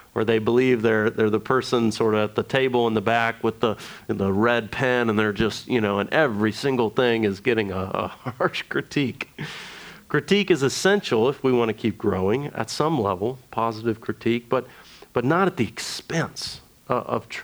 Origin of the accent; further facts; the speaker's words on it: United States; being an American evangelical, we are very experiential people